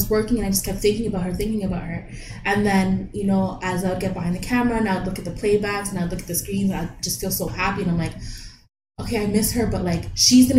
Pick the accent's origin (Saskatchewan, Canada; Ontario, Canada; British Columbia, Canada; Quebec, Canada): Ontario, Canada; Toronto; My parents are Jamaican. I'm Jamaican. Born and raised in Toronto.